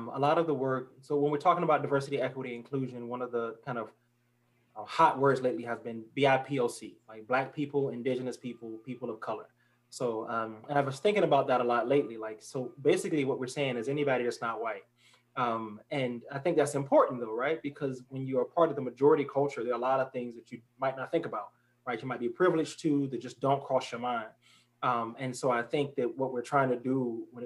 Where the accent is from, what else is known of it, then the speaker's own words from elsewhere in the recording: Newport News, Virginia, United States; moved away as an adult; also born or lived in Atlanta, Georgia / Florida; my people from Virginia. So I'm from Newport News, Virginia.